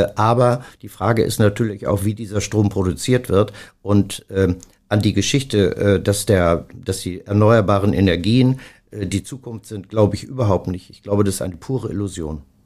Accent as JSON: {"language": "German", "town": "Stade", "region": "Lower Saxony", "country": "Germany", "moved": "as an adult", "lives_now": "Hamburg, Germany", "said": "ich komme zwar, wie gesagt, aus Stade"}